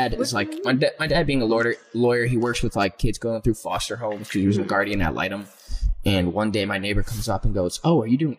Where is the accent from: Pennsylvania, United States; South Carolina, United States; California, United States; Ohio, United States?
Ohio, United States; Mayfield; born or raised there